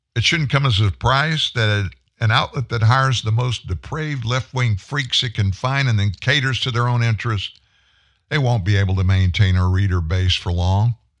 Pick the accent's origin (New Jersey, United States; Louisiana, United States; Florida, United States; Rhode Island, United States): Louisiana, United States; Shreveport; We're both from Shreveport.